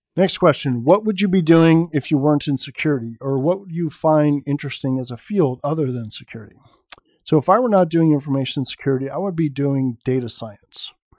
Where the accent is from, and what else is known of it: San Francisco Bay Area, California, United States; born or raised there